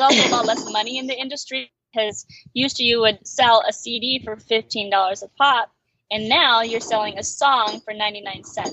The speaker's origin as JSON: {"language": "English", "region": "Alaska", "country": "United States", "tie": "born or raised there", "moved": "yes", "said": "we grew up in Alaska"}